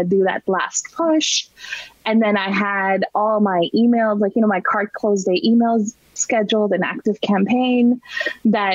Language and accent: English; Toronto, Ontario, Canada; moved away; we're from Toronto.